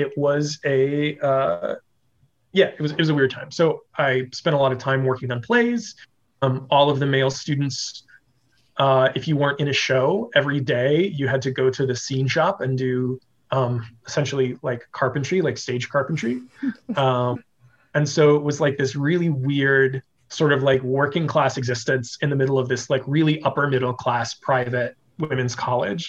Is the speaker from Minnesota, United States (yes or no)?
no; Las Vegas, Nevada, United States; also born or lived in Kansas / Missouri / New Orleans; I grew up here in Las Vegas